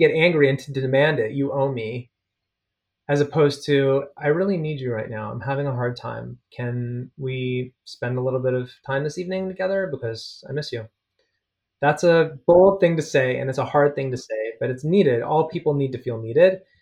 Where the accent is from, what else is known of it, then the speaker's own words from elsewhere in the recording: Toronto, Ontario, Canada; moved away; I grew up at Bathurst and Eglinton. Forest Hill